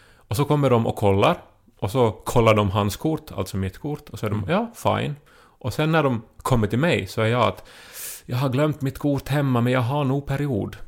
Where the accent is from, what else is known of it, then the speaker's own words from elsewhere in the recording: Esse, Ostrobothnia, Finland; jag är från Esse, en annan liten